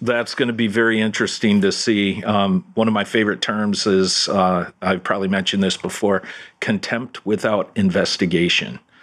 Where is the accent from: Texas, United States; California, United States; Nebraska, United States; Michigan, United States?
Michigan, United States; Detroit; now in Orlando, United States; back in my hometown up in Detroit